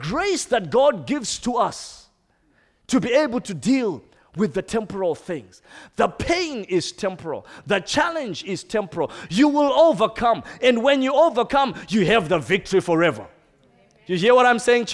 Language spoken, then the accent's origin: English; Zimbabwe; I come from Zimbabwe. We don't eat snails normally.